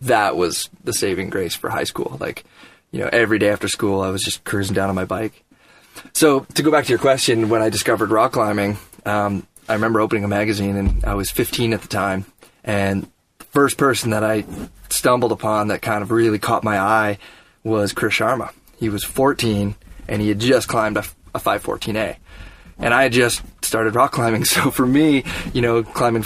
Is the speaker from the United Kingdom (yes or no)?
no; just north of Toronto, Ontario, Canada; I grew up just north of Toronto.